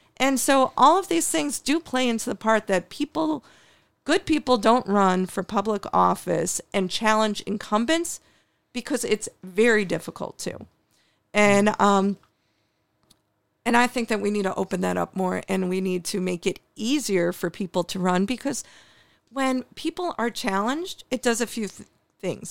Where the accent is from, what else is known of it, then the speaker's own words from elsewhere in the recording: New York City, New York, United States; now in Buffalo, United States; I was born in New York City